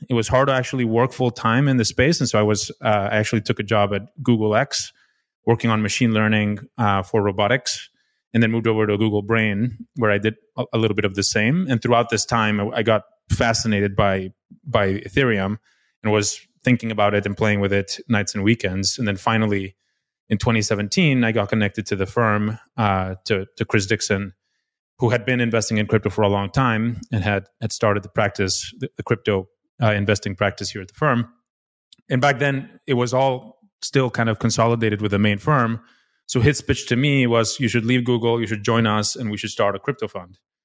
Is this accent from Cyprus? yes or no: no; Mexico City, Mexico; moved away as an adult; also born or lived in Stanford, United States; I was, uh, born and raised in Mexico City